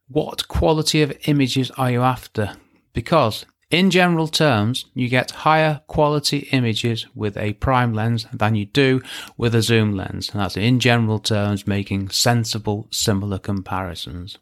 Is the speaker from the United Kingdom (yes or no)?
yes; England, United Kingdom; I'm English